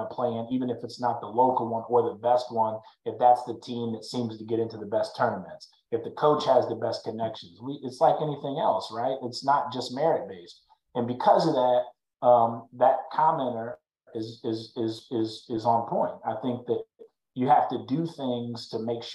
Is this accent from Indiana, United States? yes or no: yes; Fort Wayne, Indiana, United States; now in Dallas, United States; I grew up in Fort Wayne, Indiana